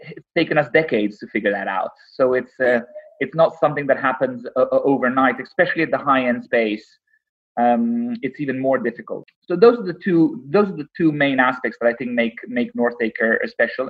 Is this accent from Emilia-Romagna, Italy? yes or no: no; Rome, Lazio, Italy; now in London, United Kingdom; I grew up in Rome